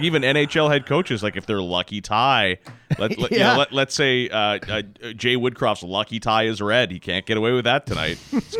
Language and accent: English; Saskatchewan, Canada; my brothers and I grew up in Saskatchewan.